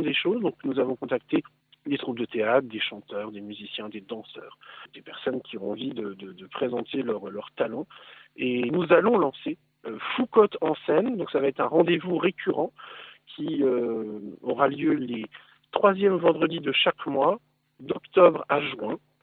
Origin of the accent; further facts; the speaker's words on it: Lorraine, Grand Est, France; nous sommes des Lorrains